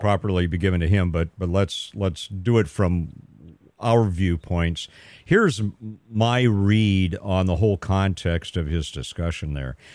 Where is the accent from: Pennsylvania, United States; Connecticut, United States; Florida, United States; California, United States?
California, United States; Pasadena; moved away as an adult; also born or lived in Sacramento, California; now in Stanislaus County, United States; I'm from Southern California, right? I grew up in Pasadena. I was there my first, uh, thirty-two years